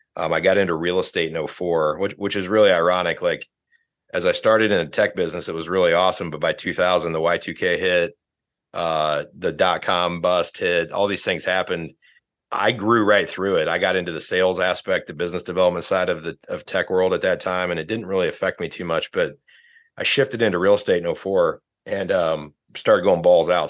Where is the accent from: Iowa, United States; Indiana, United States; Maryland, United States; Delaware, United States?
Indiana, United States; northern; I grew up in Indiana, northern Indiana